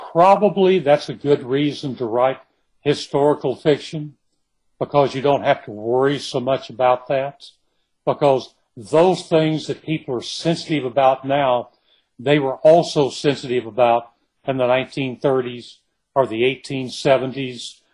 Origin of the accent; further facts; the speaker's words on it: Kilgore, Texas, United States; I was born and raised in Kilgore, in East Texas